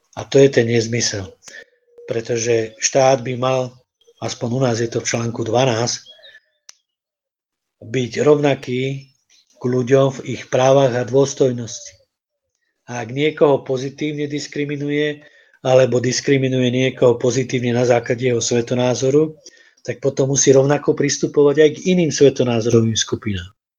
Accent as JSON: {"language": "Slovak", "town": "Banská Bystrica", "region": "Banská Bystrica Region", "country": "Slovakia", "said": "Ja som z Banskej Bystrice"}